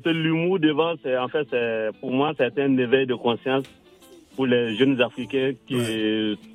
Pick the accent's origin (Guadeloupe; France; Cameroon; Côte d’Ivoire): Côte d’Ivoire; je suis un Ivoirien.